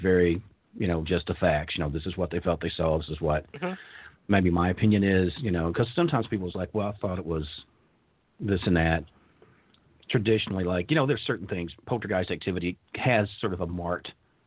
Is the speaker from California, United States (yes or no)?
no; Kentucky, United States; I'm from Kentucky. We don't wear shoes